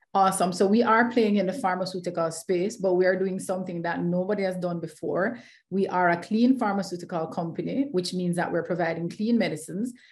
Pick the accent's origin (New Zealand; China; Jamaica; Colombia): Jamaica; Kingston; I am Jamaican, always waving the flag very, very proudly uh, mm-hmm. from right in the heart of Kingston, Jamaica